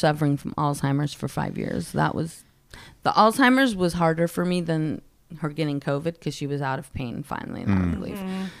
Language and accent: English; Oceanside, California, United States; Well, you know, my hometown is Oceanside. So I had a lot of family down there and friends in that audience who knew me